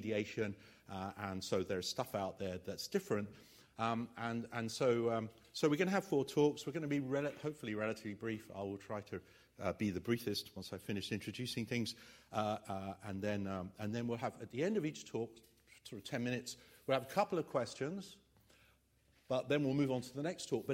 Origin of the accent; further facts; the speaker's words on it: England, United Kingdom; I'm English, about as English as you can get